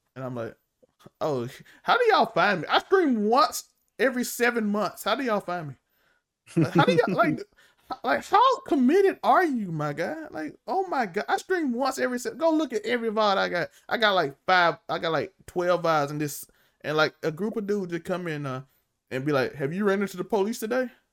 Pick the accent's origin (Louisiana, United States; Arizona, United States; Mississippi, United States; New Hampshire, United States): Mississippi, United States; I'm from Mississippi, and Mississippi not like you think it is